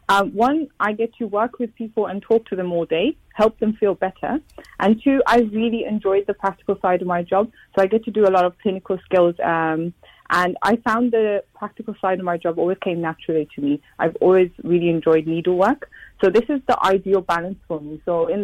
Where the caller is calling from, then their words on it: London, United Kingdom; I'm in London at the moment.